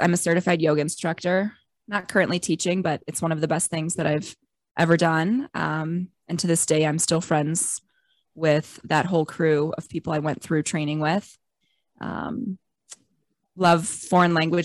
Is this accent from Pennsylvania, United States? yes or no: no; Cleveland, Ohio, United States; I am from Cleveland, Ohio. So another Ohioan like Summer.